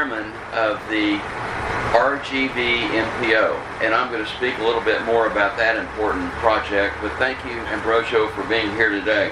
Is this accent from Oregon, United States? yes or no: no; San Antonio, Texas, United States; my hometown of San Antonio